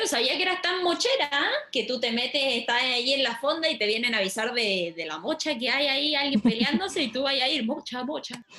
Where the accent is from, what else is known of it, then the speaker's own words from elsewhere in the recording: Chile; moved away; Soy la única chilena